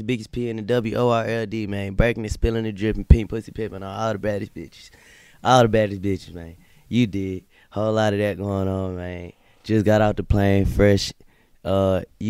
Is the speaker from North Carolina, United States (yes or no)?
yes; Winston-Salem, North Carolina, United States; also born or lived in Walkertown, North Carolina; I grew up in Butterfield, in the hole on the east side